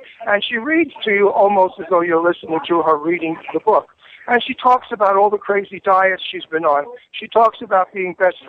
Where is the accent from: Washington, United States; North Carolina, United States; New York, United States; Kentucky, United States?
New York, United States; accent: New York; everybody, you know, comments on my New York accent.